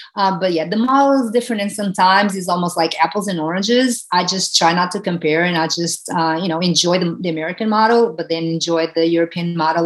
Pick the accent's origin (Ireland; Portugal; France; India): Portugal; moved away as an adult; now in United States; growing up in Portugal, where soccer, it's a, a, a country that is ruled by soccer